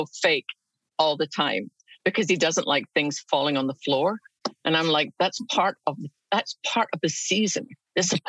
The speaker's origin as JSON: {"language": "English", "region": "Scotland", "country": "United Kingdom", "tie": "born or raised there", "moved": "yes", "lives_now": "United States", "said": "I grew up in Scotland"}